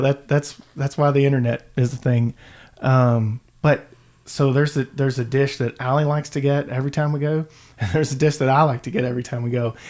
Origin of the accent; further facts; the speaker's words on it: Louisville, Kentucky, United States; I am a lifelong Louisvillian, and I grew up in Valley Station